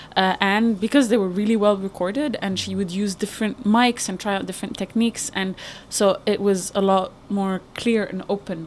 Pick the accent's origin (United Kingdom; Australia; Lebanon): Lebanon; Beirut, Beirut Governorate; I'm from Beirut